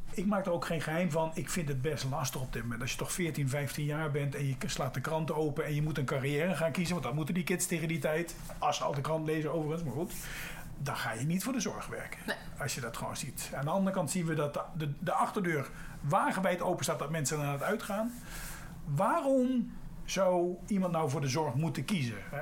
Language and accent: Dutch; Netherlands; als Nederlanders zijn we